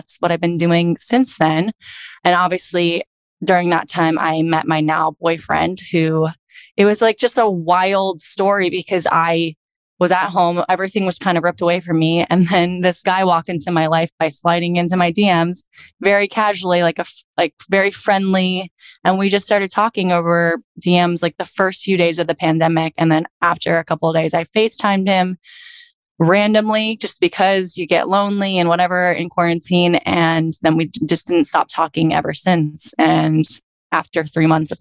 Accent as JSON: {"language": "English", "town": "Virginia Beach", "region": "Virginia", "country": "United States", "tie": "born or raised there", "moved": "as an adult", "lives_now": "Los Angeles, United States", "said": "back in Virginia Beach in my hometown"}